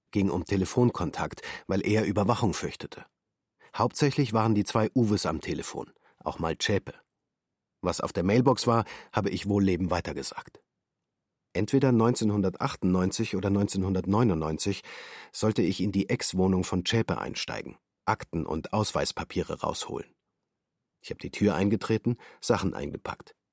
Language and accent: German; Jena, Thuringia, Germany; also born or lived in New Delhi / Belgrade; Ich bin 1980 in Neu-Delhi geboren, bin in den ersten Monaten nach Deutschland gekommen, weil meine Mutter eine Wochenbettpsychose hatte. Mit vier Jahren war ich in Belgrad, dann wieder zurück in Deutschland, in Jena Realschule.